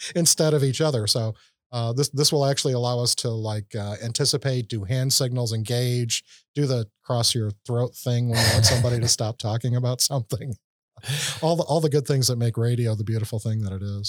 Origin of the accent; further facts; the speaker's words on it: Chicago, Illinois, United States; I grew up in Chicago